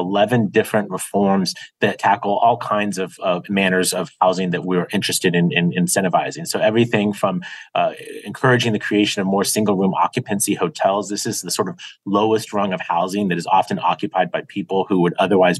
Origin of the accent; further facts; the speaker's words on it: San Diego, California, United States; I've been fortunate to serve my hometown of San Diego for a lot of years in public office